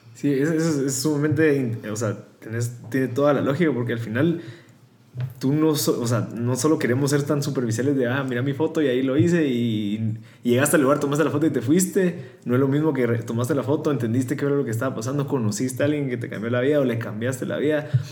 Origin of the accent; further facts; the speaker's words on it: Guatemala; somos guatemaltecos